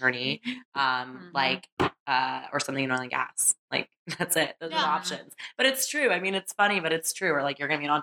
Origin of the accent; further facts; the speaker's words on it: Sugar Land, Texas, United States; I grew up in Sugar Land